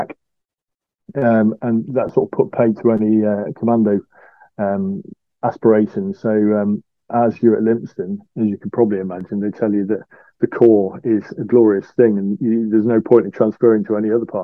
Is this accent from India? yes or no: no; Beverley, Yorkshire and the Humber, United Kingdom; also born or lived in Lincoln; I grew up in Yorkshire, in East Yorkshire, in a little place called Beverley